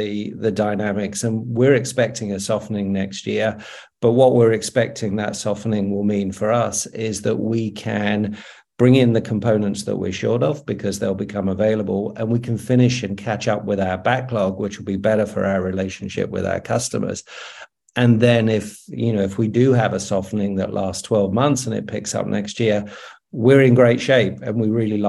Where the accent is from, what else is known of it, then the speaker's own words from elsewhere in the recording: United Kingdom; now in Australia; I'm living in Australia, but I'm British.